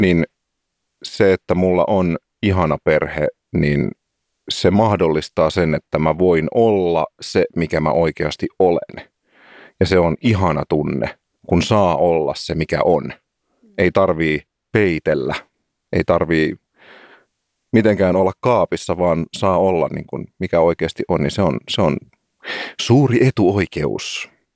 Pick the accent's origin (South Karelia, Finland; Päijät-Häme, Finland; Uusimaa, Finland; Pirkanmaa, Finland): Uusimaa, Finland; Helsinki; olen siis paljasjalkainen helsinkiläinen.